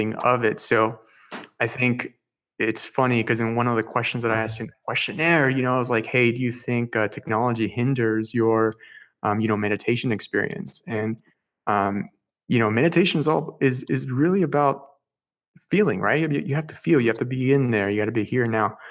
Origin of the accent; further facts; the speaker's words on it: Peru; I speak Spanish. I'm from Peru.